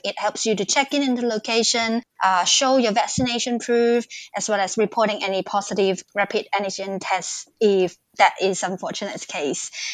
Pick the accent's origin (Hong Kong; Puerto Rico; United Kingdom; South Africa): Hong Kong; moved away as an adult; also born or lived in Singapore; now in Newcastle, Australia; I come from Hong Kong and I lived in Singapore before I come to Australia.